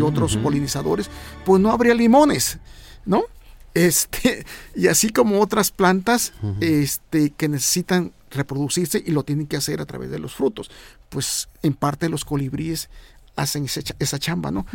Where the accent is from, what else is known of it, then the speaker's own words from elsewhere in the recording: Veracruz, Mexico; now in Puebla, Mexico; Veracruz de donde yo soy originario, pero ahora me acompaña aquí en la ciudad de Puebla en donde actualmente vivo